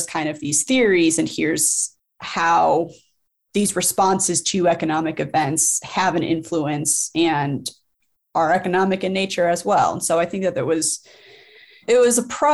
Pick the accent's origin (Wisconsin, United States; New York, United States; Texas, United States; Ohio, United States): Ohio, United States; Cleveland; born or raised there; moved away; also born or lived in Colorado